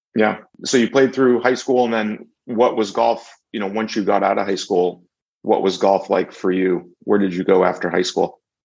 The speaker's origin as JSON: {"language": "English", "region": "New Hampshire", "country": "United States", "tie": "born or raised there", "said": "the top amateur golfers in my home state."}